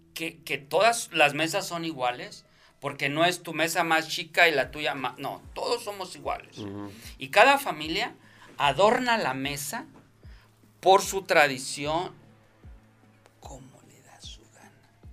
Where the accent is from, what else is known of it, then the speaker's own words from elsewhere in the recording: Mexico; now in Denver, United States; los pocos mexicanos que estábamos ahí